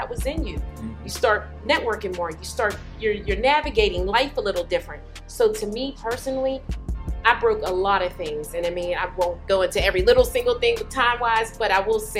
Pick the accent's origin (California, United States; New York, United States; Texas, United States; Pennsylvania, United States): Pennsylvania, United States; Pittsburgh; now in Atlanta, United States; I'm from Pittsburgh, Pennsylvania.